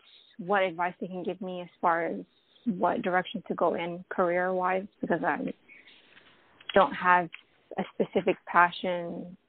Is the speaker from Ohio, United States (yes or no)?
yes; Ohio, United States; I'm from Ohio.